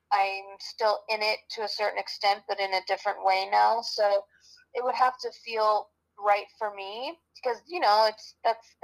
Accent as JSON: {"language": "English", "town": "Los Angeles", "region": "California", "country": "United States", "tie": "born or raised there", "also_born_or_lived": "Hollywood, Florida / Manhattan, New York", "said": "I grew up in Manhattan until I was 9, and then we moved to Los Angeles."}